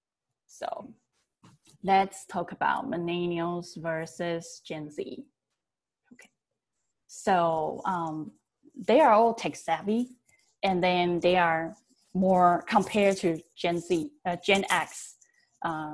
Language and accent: English; Taiwan; I was born and raised in Taiwan